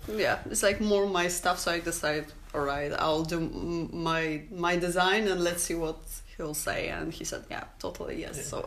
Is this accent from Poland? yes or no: yes; Poland; English is a second language; also born or lived in Krakow; I'm um, from Poland.